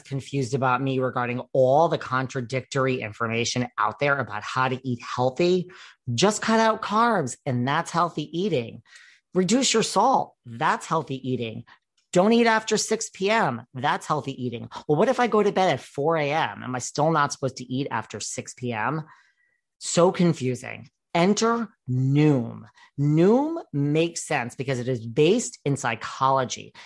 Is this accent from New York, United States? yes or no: yes; New York City, New York, United States; I'm from New York City, so that's just as rare a breed